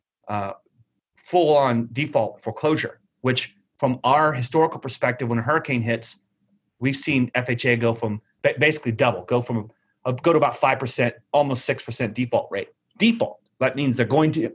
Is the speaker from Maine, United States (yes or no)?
no; Texas, United States; I'm from Texas